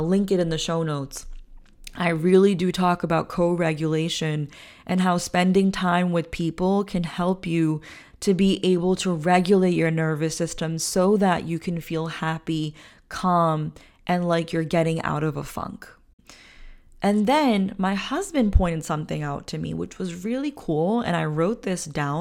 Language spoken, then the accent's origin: English; India; I'm an Indian woman